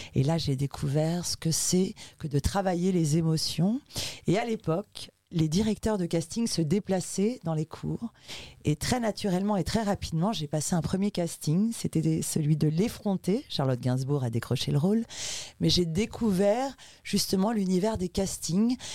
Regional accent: Ivry-sur-Seine, Île-de-France, France; also born or lived in Uruguay; Je suis arrivée en France lorsque j'avais 5 mois et j'ai grandi avec ma maman euh, dans un milieu 100% sud-américain et très très très politisé euh, à Ivry-sur-Seine

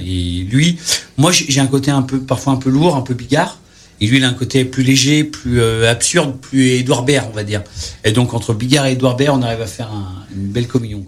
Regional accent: Saint-Étienne, Auvergne-Rhône-Alpes, France; also born or lived in near Lyon (birthplace); je suis stéphanois

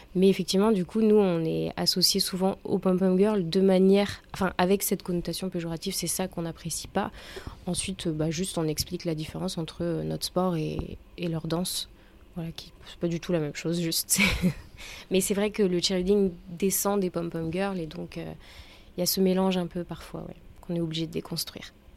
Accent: Auvergne-Rhône-Alpes, France; je suis auvergnate, je suis une bonne auvergnate de souche

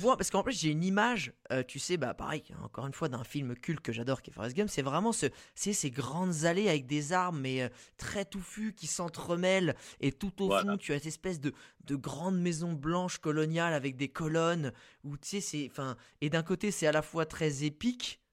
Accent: France; nous, en tant que Français

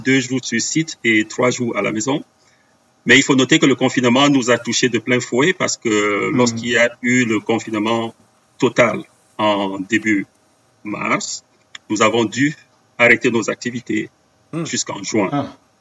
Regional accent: Cameroon; first language Bamum; French is a second language; moved away as an adult; also born or lived in Brussels, Belgium; now in Belgium; J'ai grandi au Cameroun avec euh, des missionnaires hollandais.

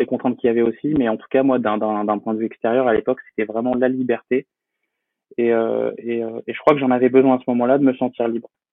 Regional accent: Poitiers, Nouvelle-Aquitaine, France; je suis originaire de Poitiers, dans la Vienne. J'ai euh, j'ai grandi donc là-bas

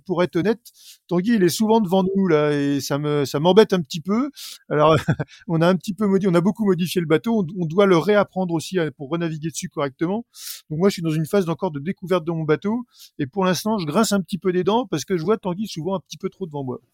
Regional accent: Normandy, France; On est quelques coureurs normands

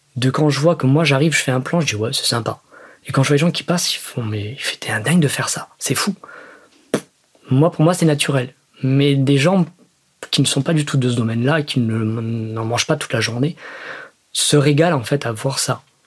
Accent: Salon-de-Provence, Provence-Alpes-Côte d'Azur, France; de là où je viens, donc de Salon de Provence

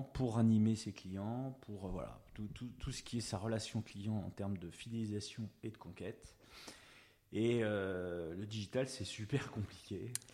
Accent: Hauts-de-Seine, Paris region, Île-de-France, France; also born or lived in Rueil-Malmaison / Boulogne-Billancourt; now in Saint-Cloud, France; je suis de la région parisienne, euh, je suis des Hauts-de-Seine

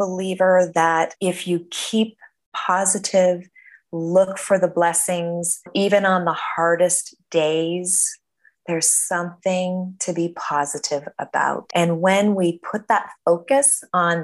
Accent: Denver, Colorado, United States; moved away as an adult; also born or lived in San Diego, California; I was born and raised in Denver, Colorado.

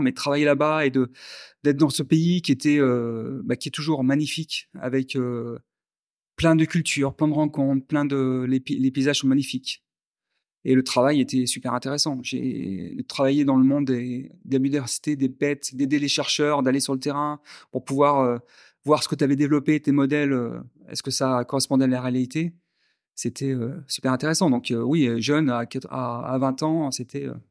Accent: Grenoble, Auvergne-Rhône-Alpes, France; born or raised there; moved away as an adult; also born or lived in Algiers, Algeria / Madagascar / Paris / Réunion; now in Vietnam

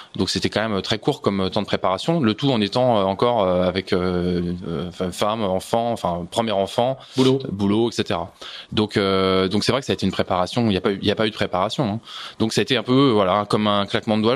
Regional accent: Segré, Pays de la Loire, France; now in Levallois-Perret, France; j'étais pas parisien, j'ai grandi dans le Maine-et-Loire

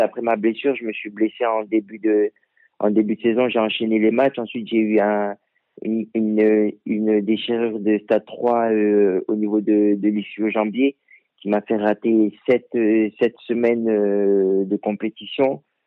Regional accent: France; moved away; also born or lived in Africa (origin); je suis français

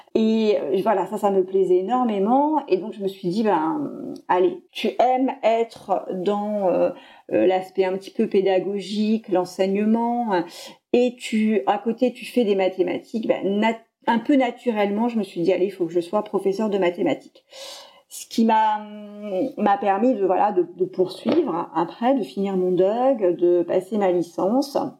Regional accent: Poitiers, Nouvelle-Aquitaine, France; je suis originaire de Poitiers

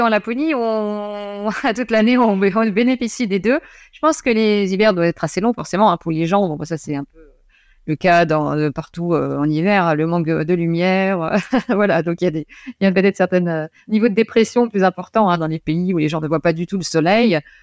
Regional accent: Lorraine, Grand Est, France; also born or lived in near Nancy; je suis originaire de Lorraine. j'habite toujours en Lorraine. non, je suis près de Nancy, mais au départ, je viens d'une petite ville euh, euh, près du Luxembourg, dans une ville industrielle

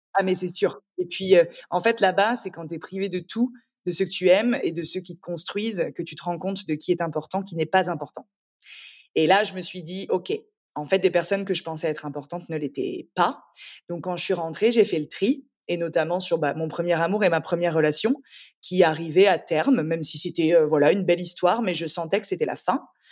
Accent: Angers, Pays de la Loire, France; moved away as an adult; also born or lived in Paris; now in Antibes, France; Je suis née à Paris, mais donc mes parents sont très revenus, enfin rapidement revenus à Angers puisque je suis angevine. J'ai grandi euh, dans la, dans la douceur angevine

